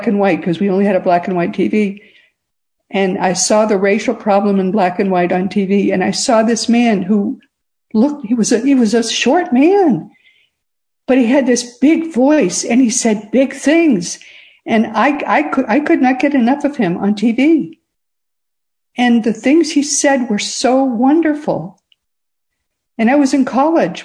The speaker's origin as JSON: {"language": "English", "region": "the North", "country": "United States", "tie": "born or raised there", "said": "I grew up in the North"}